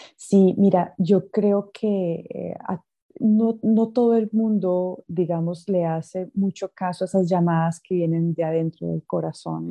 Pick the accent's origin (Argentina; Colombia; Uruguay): Colombia; Coffee Axis; also born or lived in United States; now in Mozambique; yo nací en Estados Unidos, pero de más o menos unos tres años mis padres se devolvieron a Colombia y yo me crié en la zona cafetera